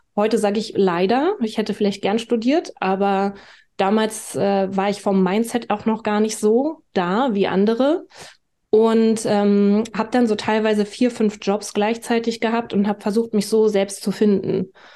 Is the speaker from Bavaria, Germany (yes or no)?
no; Berlin, Germany; ich bin Berlinerin. Ich bin 1986 in Ostberlin geboren.